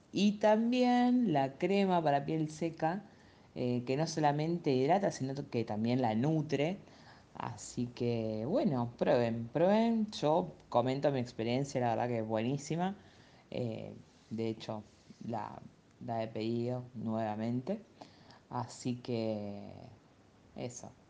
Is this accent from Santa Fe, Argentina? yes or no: yes; Rosario, Santa Fe, Argentina; soy de Rosario